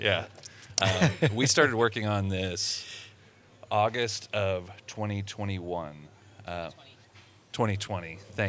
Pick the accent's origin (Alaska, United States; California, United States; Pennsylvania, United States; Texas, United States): Texas, United States; Texas, which is my home state, right on the border of Texas and Oklahoma.